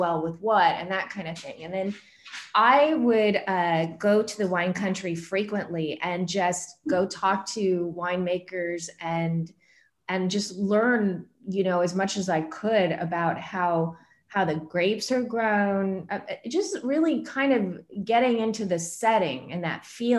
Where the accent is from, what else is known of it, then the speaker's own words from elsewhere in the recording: Southern California, United States; I'm originally from Southern California